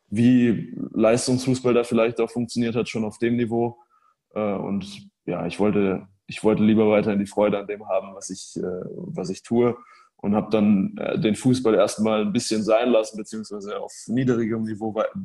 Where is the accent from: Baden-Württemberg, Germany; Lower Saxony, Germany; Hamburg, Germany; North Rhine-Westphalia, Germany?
Hamburg, Germany; St. Pauli ist eine interessante Mannschaft natürlich auch als, als Hamburger.